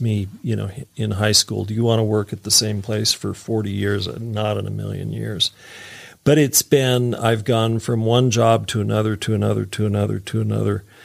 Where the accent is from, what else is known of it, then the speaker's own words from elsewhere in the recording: Utah, United States; I'm a kid from Utah here